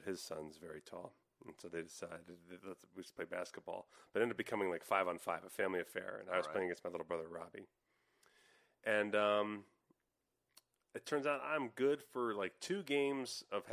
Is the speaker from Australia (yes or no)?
no; New Jersey, United States; growing up in Jersey